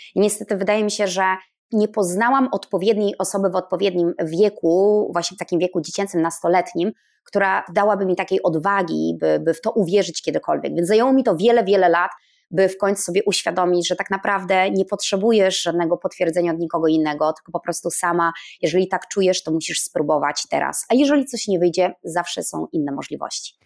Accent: Stargard, West Pomeranian Voivodeship, Poland; moved away; ja pochodzę z północy Polski, z małego miasteczka ze Stargardu Szczecińskiego, spod Szczecina.

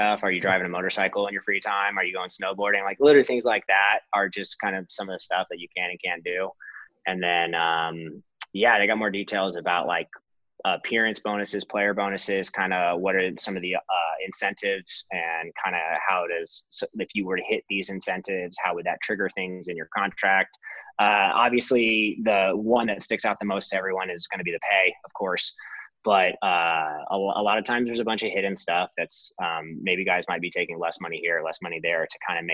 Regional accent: Arizona, United States; moved away as an adult; also born or lived in Oregon / Pennsylvania; I come from Arizona

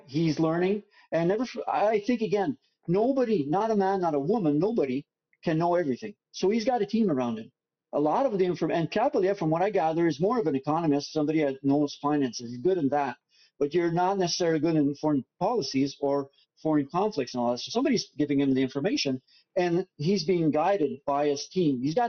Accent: Canada; I promise you, as a Canadian, I will be on him.

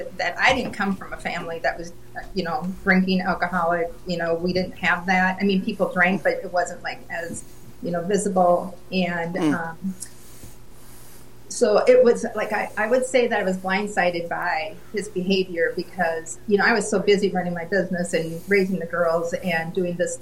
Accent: Minnesota, United States; moved away as an adult; now in Indiana, United States; I'm originally from Minnesota and moved here in 19, 97, I guess it was.

